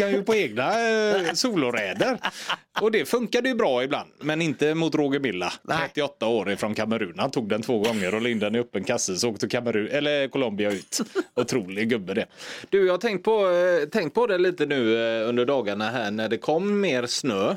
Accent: Gothenburg, Västra Götaland, Sweden; ute i Torslanda där jag växte upp

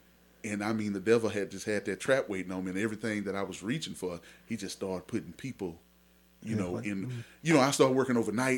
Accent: Mesquite, Texas, United States; I grew up in Mesquite, Texas.

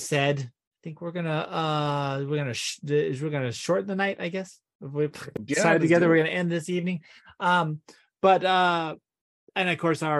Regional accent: Texas, United States; we come from Texas, which is kind of fucking cool

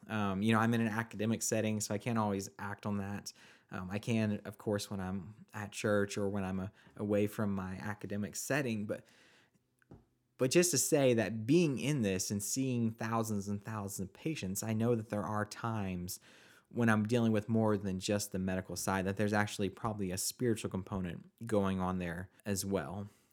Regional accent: Oklahoma, United States; I was born and raised in Oklahoma.

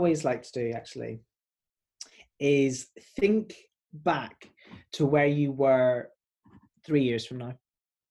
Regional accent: Belfast, Northern Ireland, United Kingdom; moved away as an adult; now in London, United Kingdom; I'm a Northern Irish caramel boy

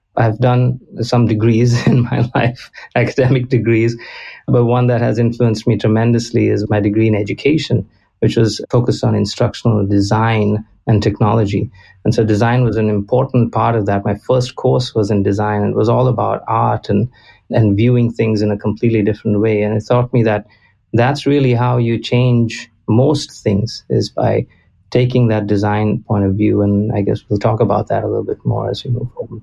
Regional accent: Goa, India; moved away as an adult; now in United States; I'm originally from Goa in India

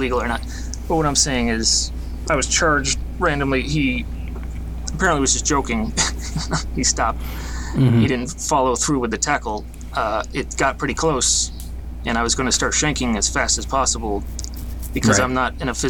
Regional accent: Detroit, Michigan, United States; Detroit, inside the city by 7 Mile. Gratiot area.

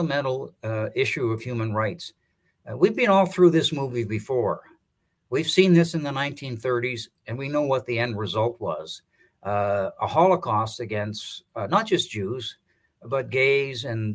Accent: Canada; as a Canadian

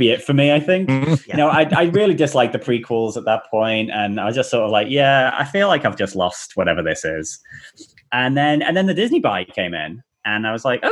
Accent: South Africa; I was born in South Africa, and my brother was obsessed with Star Wars

